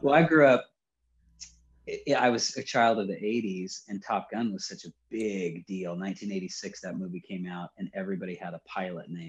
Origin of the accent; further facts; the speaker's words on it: Riverside, California, United States; also born or lived in Long Beach, California; So born in Long Beach, but I was raised in Riverside. So that's Inland Empire